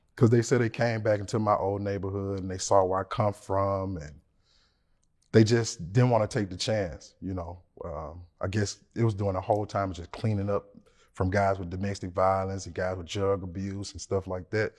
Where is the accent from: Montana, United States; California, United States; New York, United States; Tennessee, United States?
Tennessee, United States; Memphis; I'm from Memphis, Tennessee.